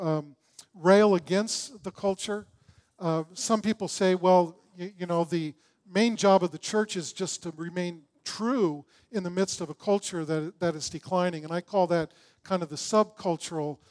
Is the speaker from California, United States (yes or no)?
yes; Long Beach, California, United States; I grew up in Long Beach